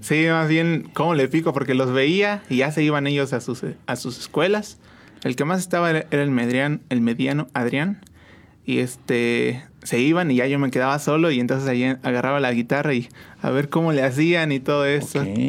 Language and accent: Spanish; San Juan del Río, Querétaro, Mexico; Yo soy aquí de San Juan del Río completamente